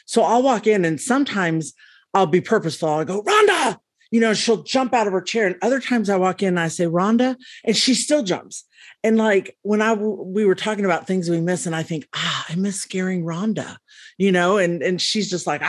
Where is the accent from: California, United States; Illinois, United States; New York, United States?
California, United States; now in Lexington, United States; And I am originally from California, but been living in Lexington a long, long time.